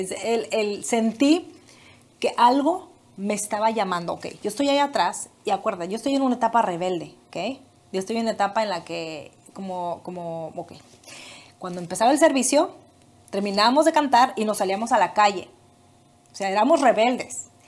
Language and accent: Spanish; Michoacán, Mexico; moved away as an adult; also born or lived in Guadalajara, Jalisco; Me fui y ya estaba yo en otro estado. Me fui de Michoacán a Jalisco